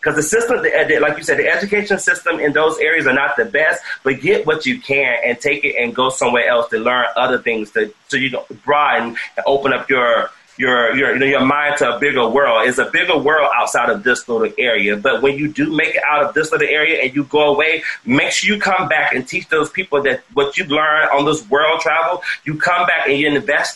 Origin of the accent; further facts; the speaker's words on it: South Carolina, United States; moved away as an adult; also born or lived in Atlanta; now in Los Angeles, United States; I went back home to South Carolina. I'm originally from South Carolina.